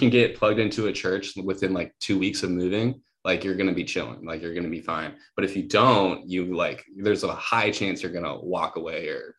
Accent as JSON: {"language": "English", "region": "Wisconsin", "country": "United States", "tie": "born or raised there", "also_born_or_lived": "Hawaii", "moved": "as an adult", "lives_now": "Los Angeles, United States", "said": "I was born there. I lived there till I was 10. Then I moved to Wisconsin"}